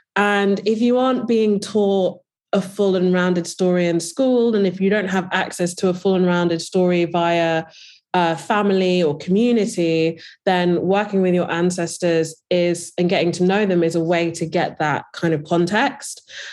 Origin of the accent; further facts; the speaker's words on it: Birmingham, West Midlands, United Kingdom; I'm, uh, from, I was born in Birmingham